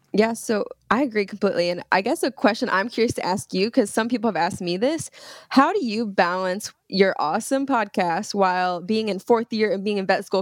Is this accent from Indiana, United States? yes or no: yes; Brownsburg, Indiana, United States; I'm actually from Indiana. So I was raised in Brownsburg, Indiana, which is, uh, it's outside of Indianapolis